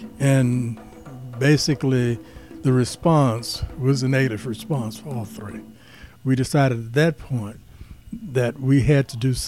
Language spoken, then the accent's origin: English; Birmingham, Alabama, United States; moved away; also born or lived in Minnesota; from Birmingham, Alabama.